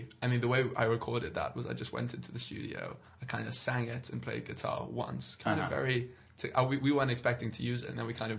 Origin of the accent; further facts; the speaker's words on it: London, United Kingdom; I'm London. I'm from London. I've lived here pretty much all my life.